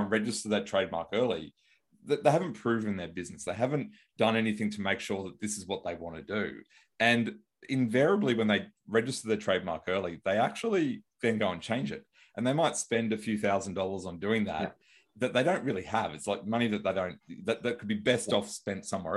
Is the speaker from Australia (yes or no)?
yes; Australia; I'm from Australia